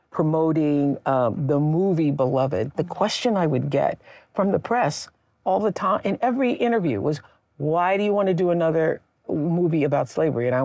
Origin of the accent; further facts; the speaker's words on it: Mississippi, United States; moved away; You know, we're both from Mississippi.